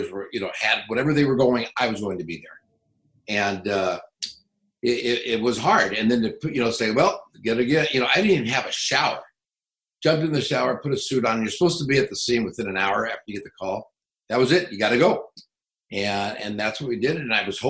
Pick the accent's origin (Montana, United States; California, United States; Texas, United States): California, United States; San Fernando Valley; I came from the San Fernando Valley.